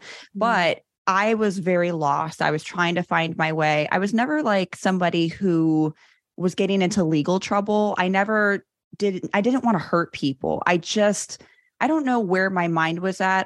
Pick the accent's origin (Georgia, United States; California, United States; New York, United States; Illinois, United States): Illinois, United States; Chicago; I grew up in Chicago, born and raised